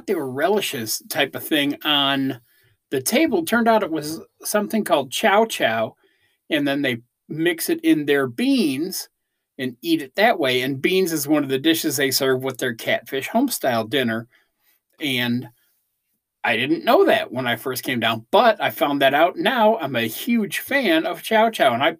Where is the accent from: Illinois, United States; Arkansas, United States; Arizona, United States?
Illinois, United States; Chicago; I'm from Chicago